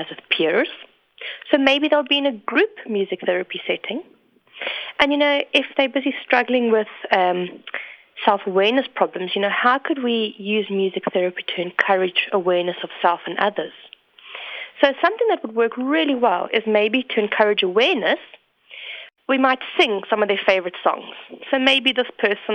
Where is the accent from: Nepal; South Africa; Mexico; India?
South Africa; moved away as an adult; also born or lived in England; I'm originally from South Africa, as you can hear from my accent, I'm quite Canadian.